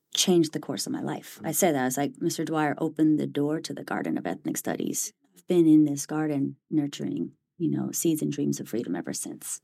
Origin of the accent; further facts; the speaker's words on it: Bay Area, California, United States; moved away as an adult; now in Cambridge, United States; Born and raised in the Bay Area